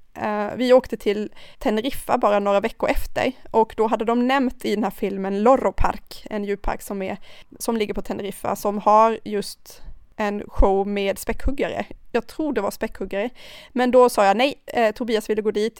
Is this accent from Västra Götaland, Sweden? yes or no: no; Karlskrona, Blekinge, Sweden; also born or lived in Thailand; now in Stockholm, Sweden; Jag kommer från Karlskrona